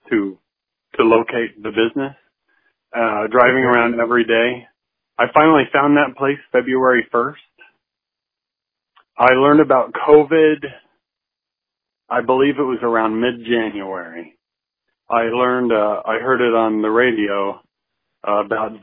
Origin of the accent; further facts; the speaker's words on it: Arkansas, United States; now in Oklahoma City, United States; the way I was raised in Arkansas in the woods.